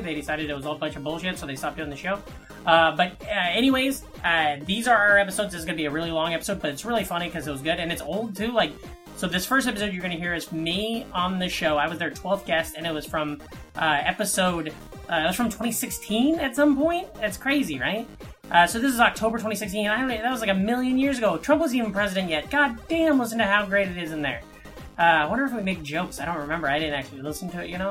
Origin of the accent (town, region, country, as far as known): western Iowa, United States; born or raised there